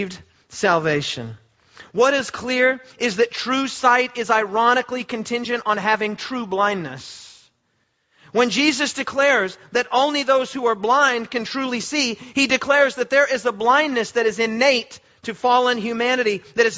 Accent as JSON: {"language": "English", "country": "Australia", "said": "We are Australian"}